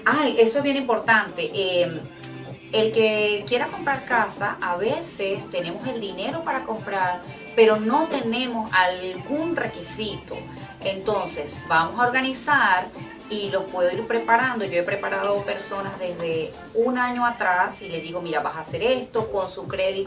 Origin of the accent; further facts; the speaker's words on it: Ciudad Guayana, Bolívar, Venezuela; now in United States; soy de Puerto Ordaz. Ciudad Guayana